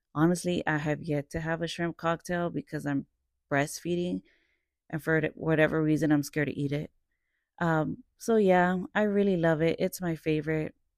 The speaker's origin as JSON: {"language": "English", "town": "Dallas", "region": "Texas", "country": "United States", "also_born_or_lived": "Cedar Hill, Texas / Irving, Texas", "said": "I am from Dallas, South Dallas, Oak Cliff. I've lived there since I was about twelve, thirteen years old, and then I moved further south of Dallas to the suburbs of Cedar Hill"}